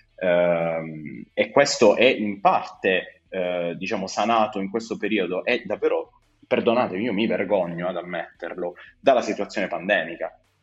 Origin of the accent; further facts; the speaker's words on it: Bari, Apulia, Italy; Io sono di Bari, sono un giovane medico come Federico